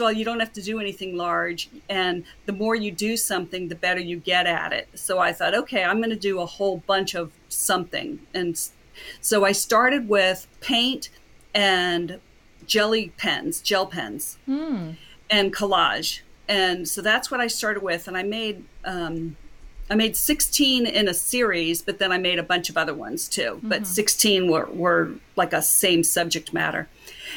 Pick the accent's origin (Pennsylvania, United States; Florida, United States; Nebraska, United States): Florida, United States; Cocoa Beach; now in Palm Beach County, United States; I grew up in Cocoa Beach, Florida, which is only a little over 2 hours north of here